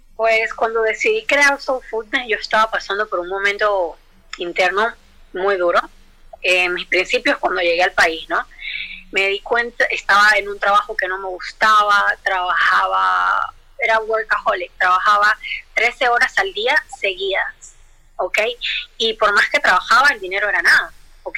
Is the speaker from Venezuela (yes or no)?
yes; Venezuela; moved away as an adult; yo que soy venezolana